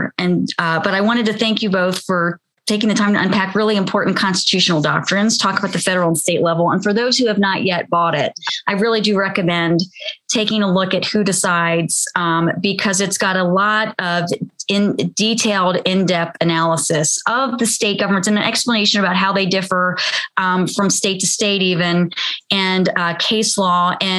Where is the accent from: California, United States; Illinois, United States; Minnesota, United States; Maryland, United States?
Maryland, United States; In my home state of Maryland